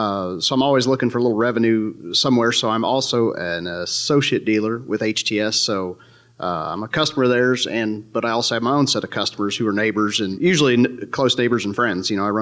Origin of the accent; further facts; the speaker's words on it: East Central Missouri, United States; I'm from East Central, Missouri.